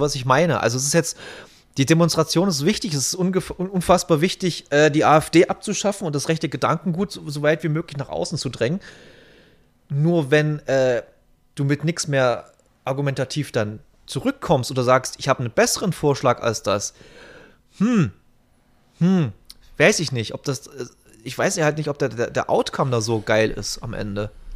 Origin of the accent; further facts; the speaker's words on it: the East, eastern Germany, Germany; bei uns im Osten